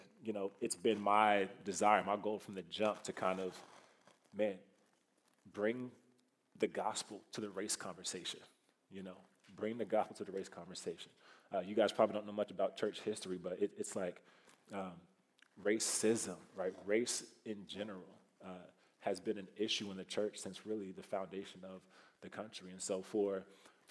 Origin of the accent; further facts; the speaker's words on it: Kansas City, Missouri, United States; moved away as an adult; also born or lived in Iowa City, Iowa; now in Iowa, United States; I am not from Iowa originally. I'm from Kansas City, Missouri. So a few hours south of here. I grew up, born and raised down there